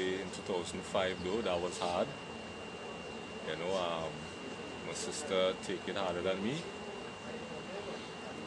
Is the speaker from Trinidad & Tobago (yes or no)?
yes; Port of Spain, Trinidad & Tobago; I grew up in Laventil, Wharton Street. Went to school in Woodbrook, Newton Boys RC School. I had some family in Woodbrook. I grew up there